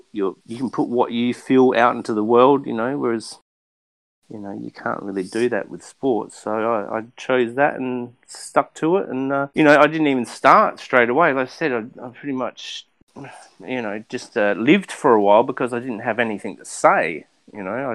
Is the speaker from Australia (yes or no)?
yes; Australia; now in Los Angeles, United States; I'm a figurative painter from Australia. I live in Los Angeles